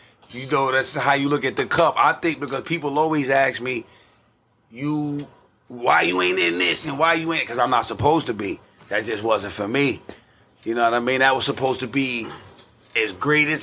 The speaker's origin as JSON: {"language": "English", "town": "New York City", "region": "New York", "country": "United States", "tie": "born or raised there", "said": "I'm from Staten Island"}